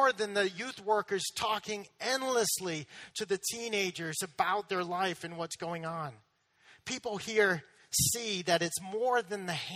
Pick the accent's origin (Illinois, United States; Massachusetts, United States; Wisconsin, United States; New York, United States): Massachusetts, United States; moved away; I'm from Massachusetts.